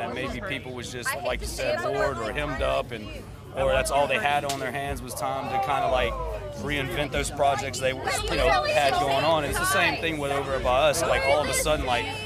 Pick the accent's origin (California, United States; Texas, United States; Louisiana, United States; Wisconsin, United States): Louisiana, United States; Slidell; I'm here from Slidell